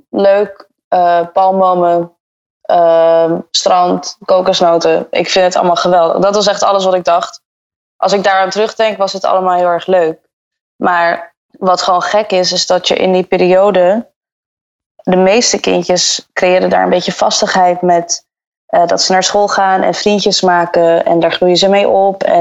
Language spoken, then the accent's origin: Dutch; Antwerp, Flanders, Belgium; born there; also born or lived in Brazil / Dubai / Bahamas / England; Ik ben geboren in Antwerpen. En daarna heb ik gewoond in Brazilië, Dubai, de Bahama's, Engeland, België en Nederland.